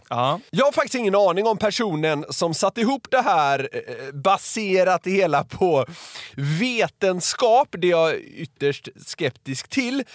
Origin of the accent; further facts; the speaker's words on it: Gothenburg, Västra Götaland, Sweden; Jag är ju från Göteborg.